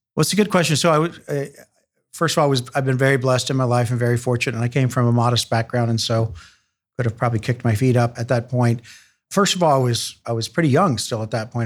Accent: Chillicothe, Ohio, United States; also born or lived in Columbus; So I was born in Chillicothe, not far from Columbus

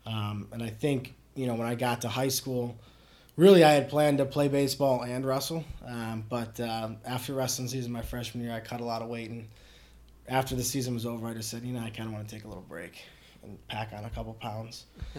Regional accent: Cleveland, Ohio, United States; also born or lived in Strongsville, Ohio; I grew up in Cleveland, Cleveland area, actually, till I was about 10 years old, live in Columbia Station, which is just like a little tiny kind of a hillbilly town outside of Strongsville, which is like the bigger area up there where I eventually moved to.

